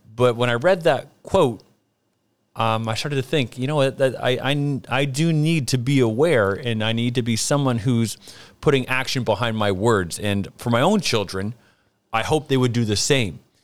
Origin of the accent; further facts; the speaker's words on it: Brantford, Ontario, Canada; I'm from Canada, and my hometown actually is Brantford, Ontario